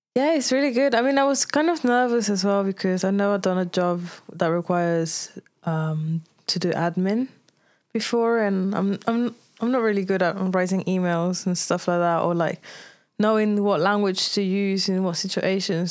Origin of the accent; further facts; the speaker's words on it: Tenerife, Canary Islands, Spain; English is a second language; moved away; also born or lived in Brazil; I left Brazil when I was five, and then I grew up in Tenerife.